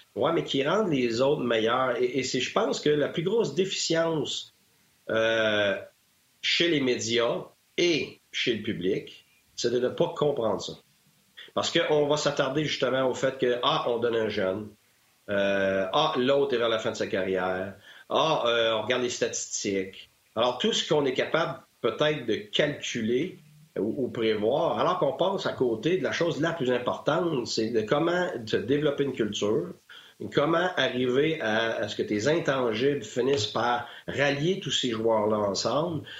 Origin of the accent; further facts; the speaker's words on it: Quebec, Canada; moved away; je suis sorti de chez nous, je suis sorti du Québec